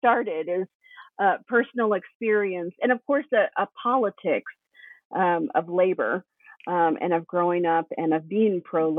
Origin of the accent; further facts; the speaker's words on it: Tennessee, United States; So I grew up in East Tennessee, which was a fairly rural area.